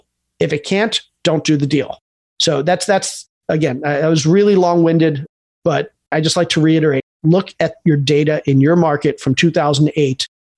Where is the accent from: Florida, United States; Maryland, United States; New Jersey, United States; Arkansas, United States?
Maryland, United States; Baltimore; moved away as an adult; also born or lived in Atlanta, Georgia; I grew up in Baltimore